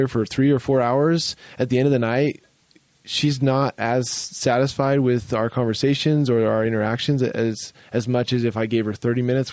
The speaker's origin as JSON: {"language": "English", "region": "Utah", "country": "United States", "said": "I'm from Utah and we have some family here"}